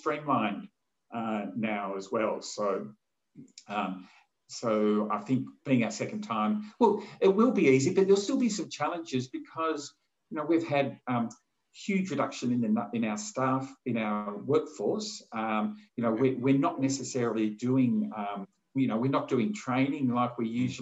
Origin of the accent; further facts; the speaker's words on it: Australia; being Australian